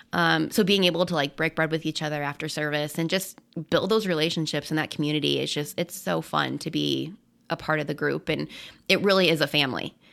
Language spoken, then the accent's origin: English; Colorado, United States; I'm born and raised in Colorado